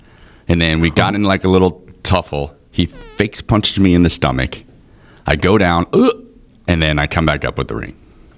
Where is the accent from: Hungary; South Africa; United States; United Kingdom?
United States; Denver, Colorado; also born or lived in San Diego, California; now in Houston, United States; I did most of my growing up in Colorado, in Denver.